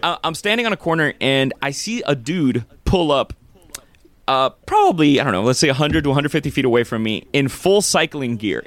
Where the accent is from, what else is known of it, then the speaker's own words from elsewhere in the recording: Miami, Florida, United States; moved away as an adult; represent my hometown